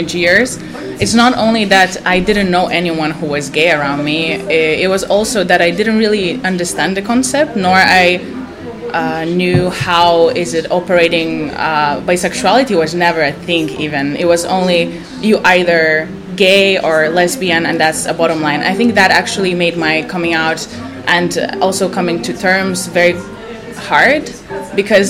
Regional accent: Lithuania; moved away as an adult; I'm coming from Lithuania. I grew up in a very small village around 50 kilometers from the capital

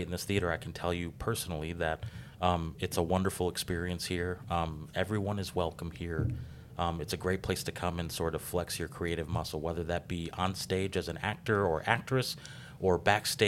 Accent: Paris Township, Wisconsin, United States; now in Racine, United States; I grew up in Paris Township

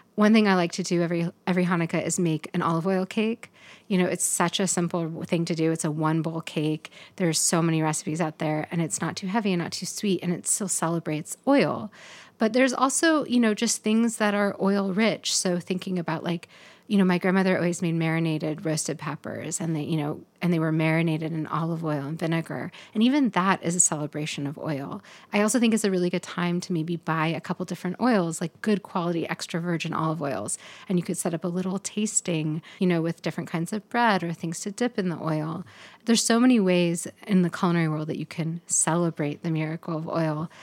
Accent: Pacific Northwest, United States; also born or lived in Portland; living here in this place growing up in the Pacific Northwest

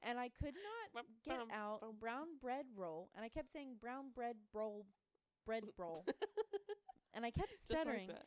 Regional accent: the Deep South, United States; also born or lived in the North (US); we grew up in the South, the Deep South, and, you know, religion is a big part of culture around here.

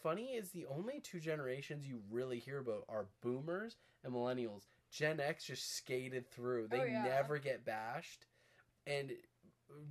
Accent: Canada; I'm Canadian

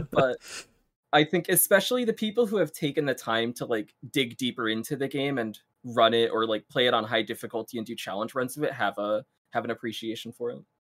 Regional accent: South Brunswick, New Jersey, United States; also born or lived in Rochester, New York; I'm from, uh, South Brunswick, New Jersey. Uh, I'm still living in the same house that I have grown up in since I was a kid

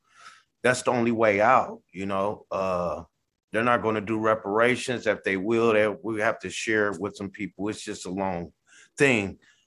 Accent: California, United States; born there; now in Sacramento, United States; I'm gentrified away from where I was born in the Bay. I'm in Sacramento, California, somewhat middle class.

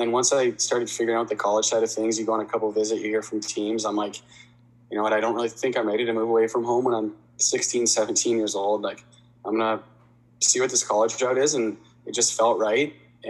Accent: Delhi, Ontario, Canada; Yeah, I loved it. I still love Delhi. I think it's a great spot. Good little hockey town, and definitely a great place to grow up.

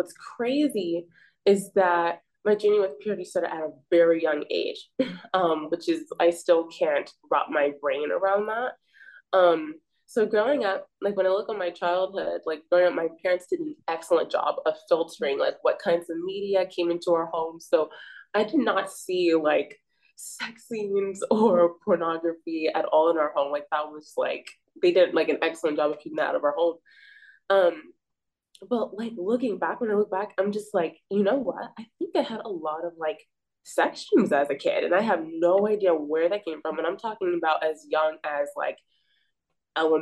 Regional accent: Bay Area, California, United States; I'm from the Bay Area

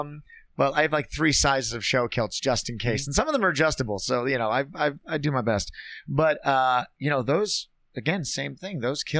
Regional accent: Minneapolis, Minnesota, United States; also born or lived in Bozeman, Montana / Las Vegas, Nevada; I'm from Minneapolis and Bozeman, Montana and Las Vegas.

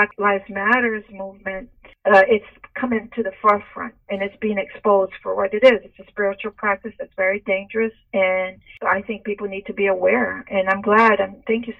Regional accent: Brazil; I was born in Brazil.

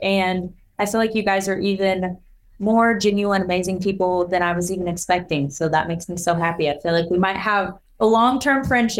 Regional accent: Missouri, United States; So we're both from Missouri.

